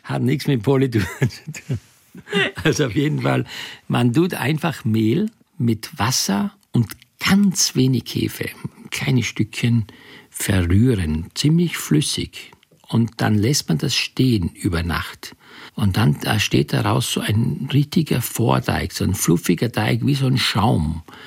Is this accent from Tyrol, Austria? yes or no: no; Styria, Austria; ich bin in der Steiermark groß geworden.